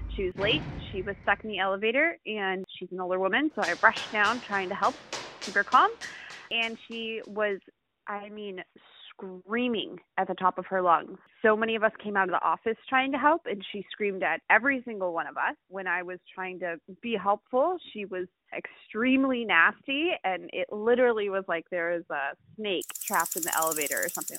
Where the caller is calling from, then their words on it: Washington, District of Columbia, United States; I'm calling from Washington, D C